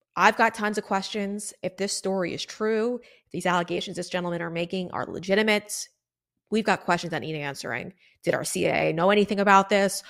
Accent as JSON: {"language": "English", "region": "South Florida", "country": "United States", "said": "I'm from South Florida, guys. I live in South Florida"}